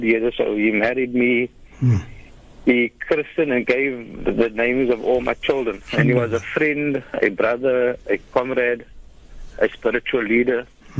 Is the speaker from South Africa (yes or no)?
yes; South Africa; as South African Muslims, in fact, we are living in a country under a just rule